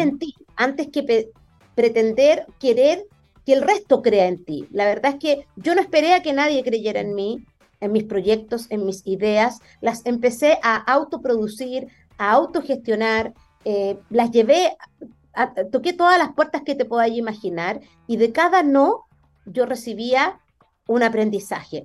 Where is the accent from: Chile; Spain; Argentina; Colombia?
Chile; Conchalí, Santiago Metropolitan Region; yo nací en Conchalí, viví 20 años de mi vida en una población